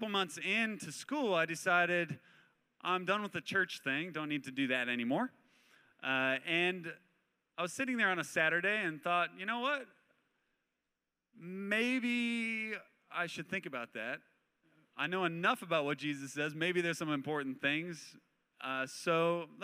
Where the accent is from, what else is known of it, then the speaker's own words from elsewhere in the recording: Spokane, Washington, United States; moved away as an adult; also born or lived in San Luis Obispo, California; I grew up in Spokane, Washington